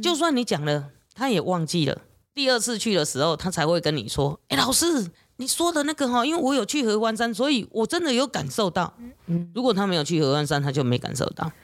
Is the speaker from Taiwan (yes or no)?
yes; Taiwan; 我们台湾人的这种个性